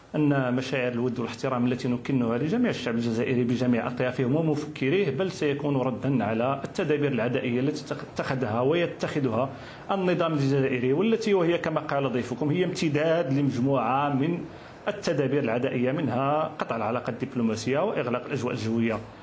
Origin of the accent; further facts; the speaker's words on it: Morocco; بلدي المغرب